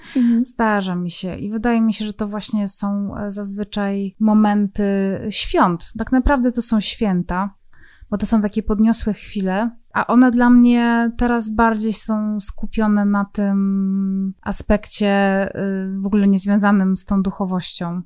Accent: Zabrze, Silesian Voivodeship, Poland; ja pochodzę z Zabrza

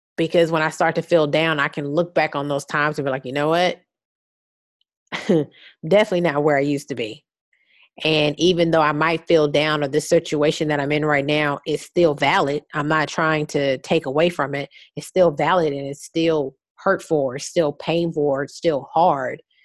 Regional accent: Houston, Texas, United States; I'm from Houston

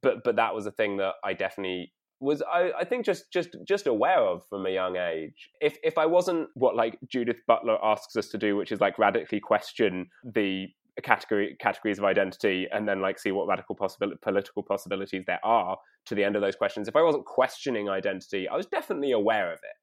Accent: London, United Kingdom; I grew up in North London

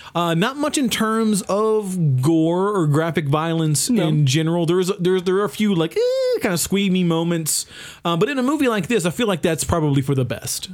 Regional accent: the South, United States; growing up in the South

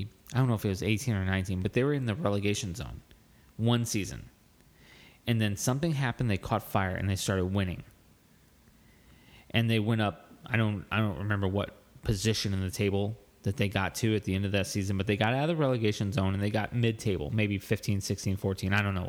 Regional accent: United States; as an American fan, I wasn't tactical. I didn't understand the tactics.

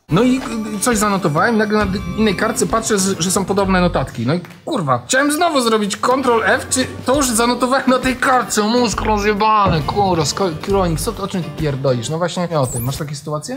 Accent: Pyskowice, Silesian Voivodeship, Poland; My mieszkaliśmy w Pyskowicach, ja to kiedyś tam powtarzałem, to jest tuż za poligonem w Gliwicach

